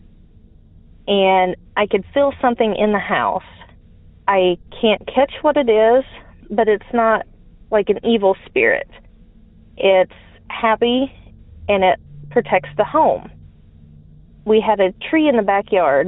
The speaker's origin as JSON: {"language": "English", "region": "Southern Illinois", "country": "United States", "said": "I'm from Southern Illinois."}